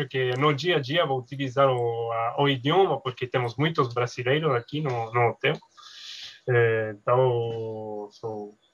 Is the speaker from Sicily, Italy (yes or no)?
yes; Sicily, Italy; Portuguese is a second language; now in Paris, France; moro na França. Uh, eh, em Paris, me, mas sou italiano, mas especificamente da Sicília, uma, uma ilha no sul, de, no sul da, da Itália.